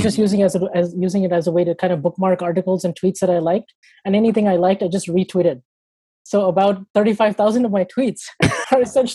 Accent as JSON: {"language": "English", "town": "San Diego", "region": "California", "country": "United States", "tie": "born or raised there", "said": "I'm from San Diego. I basically lived here my whole life"}